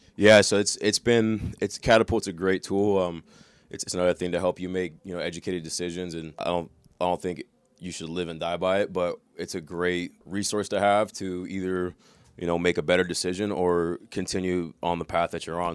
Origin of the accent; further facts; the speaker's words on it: Corona, California, United States; now in Cincinnati, United States; I'm from Corona, California. Grew up playing football